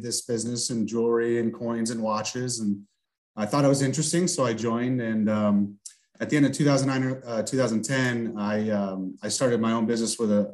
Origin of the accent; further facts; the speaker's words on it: St. Louis, Missouri, United States; We're from St. Louis originally, and my grandma was in Minnesota